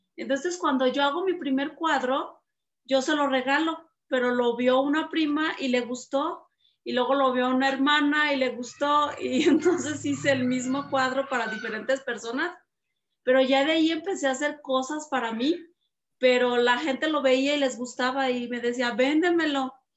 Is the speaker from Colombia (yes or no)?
no; Atotonilco el Alto, Jalisco, Mexico; de Atotonilco, de mi pueblo